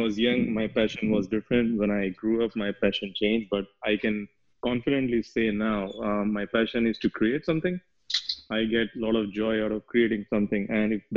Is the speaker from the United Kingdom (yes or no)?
no; India; moved away as an adult; now in United States; I'm from India. I was born and I grew up there, but then I moved to US